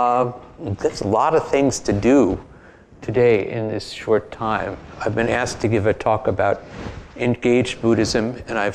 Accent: New York City, New York, United States; moved away as an adult; now in Berkeley, United States; at heart and in fact, I'm from Brooklyn.

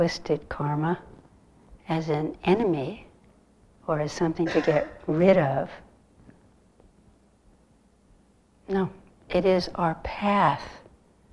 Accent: California, United States; moved away; I grew up in California

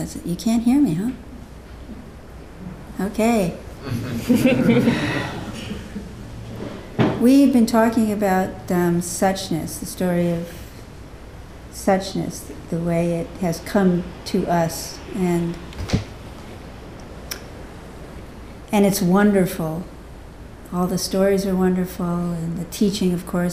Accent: Southern California, United States; moved away; also born or lived in Bronx, New York; I was actually born in New York, in the Bronx, but I was raised mostly in California, Southern California

